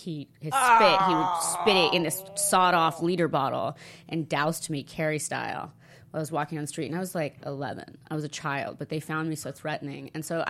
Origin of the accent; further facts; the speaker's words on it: Italy; also born or lived in Oregon; now in United States; But I think mine was because when I came from Italy to America, I had such culture shock with food that I didn't recover, I think.